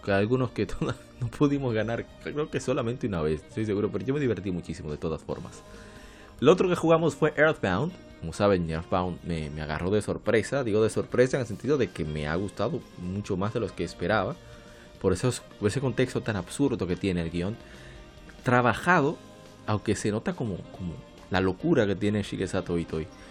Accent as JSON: {"language": "Spanish", "country": "Dominican Republic", "said": "aquí en mi país, República Dominicana"}